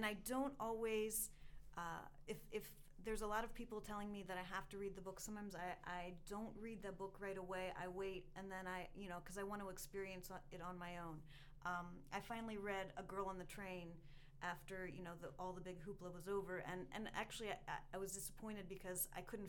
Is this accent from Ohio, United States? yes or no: yes; Ohio, United States; moved away; I grew up in Ohio